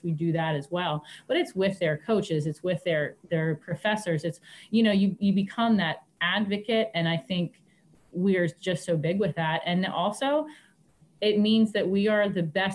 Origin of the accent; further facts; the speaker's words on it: United States; I grew up here, so I'm back home where I grew up